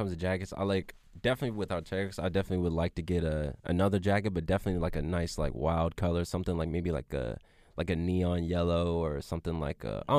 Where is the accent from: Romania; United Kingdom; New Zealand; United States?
United States; California; born there; I was born in California.